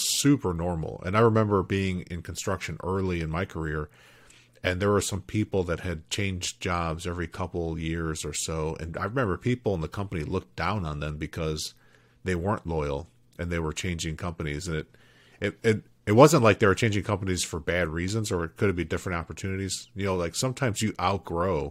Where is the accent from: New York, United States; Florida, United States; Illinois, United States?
Illinois, United States; Chicago; I grew up in Chicago too, on the South Side